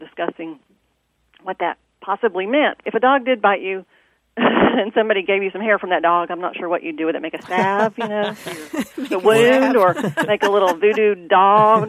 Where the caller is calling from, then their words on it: Indianapolis, Indiana, United States; I'm calling from Indianapolis, Indiana.